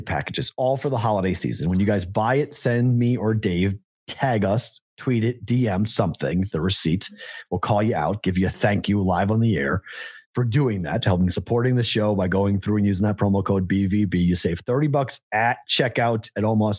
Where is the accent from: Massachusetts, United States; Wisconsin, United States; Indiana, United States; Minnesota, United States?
Massachusetts, United States; Boston; as a Bostonian